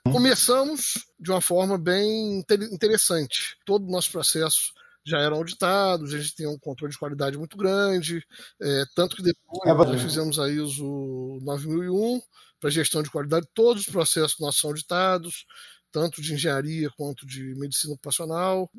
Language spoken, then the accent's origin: Portuguese; Campos dos Goytacazes, Rio de Janeiro, Brazil; a gente decidiu voltar para Campos